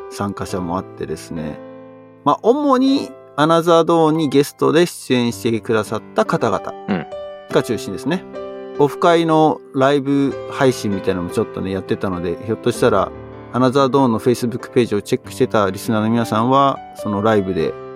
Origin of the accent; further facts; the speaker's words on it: Japan; moved away as an adult; now in Silicon Valley, United States; 自分の生まれ育った国に帰ってる